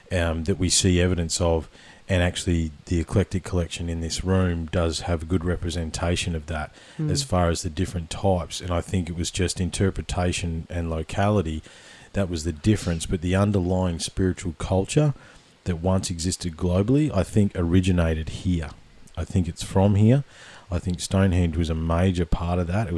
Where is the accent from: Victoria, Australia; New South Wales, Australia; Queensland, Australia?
Victoria, Australia; I grew up in Victoria.